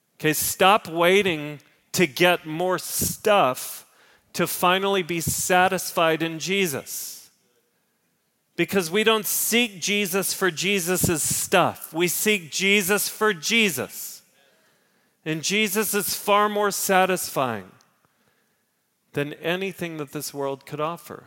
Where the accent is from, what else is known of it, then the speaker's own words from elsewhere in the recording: Park Cities, Texas, United States; I grew up in the Park Cities.